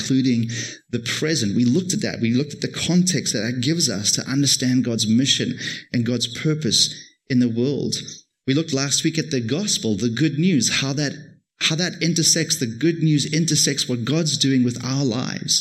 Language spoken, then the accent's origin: English; Cape Town, Western Cape, South Africa; moved away as an adult; now in Toronto, Canada; I come from Cape Town.